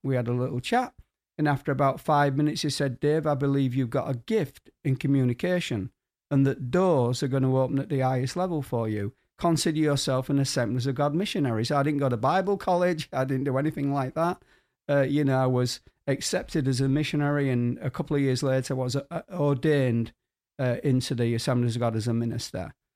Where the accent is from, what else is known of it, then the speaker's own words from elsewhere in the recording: Hull, Yorkshire and the Humber, United Kingdom; moved away; also born or lived in Guatemala; my hometown of Kingston upon Hull